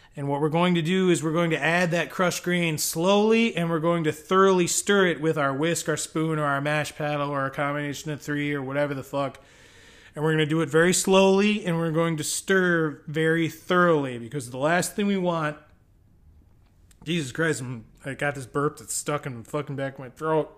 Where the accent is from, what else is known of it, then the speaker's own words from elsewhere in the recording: United States; I'm an American.